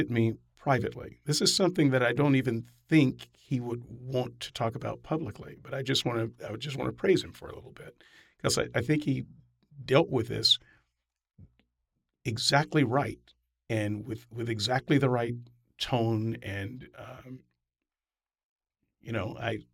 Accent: the South, United States; growing up in the South

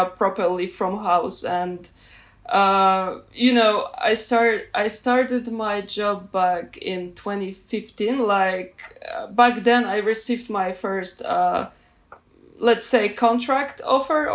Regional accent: Poland; I'm from Poland

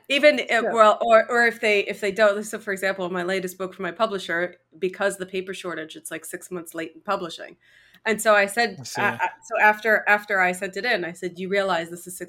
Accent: Canada; I'm from Canada. We die from exposure here.

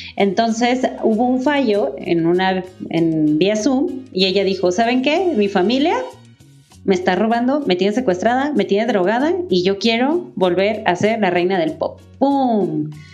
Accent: Guadalajara, Jalisco, Mexico; soy de Guadalajara

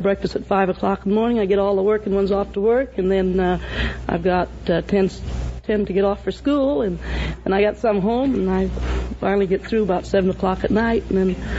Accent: Bakersfield, California, United States; Bakersfield, California, about 100 miles north from here

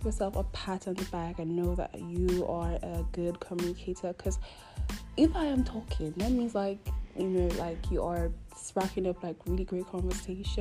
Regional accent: Nigeria; I'm obviously Nigerian, so you can imagine the struggle of living in Nigeria

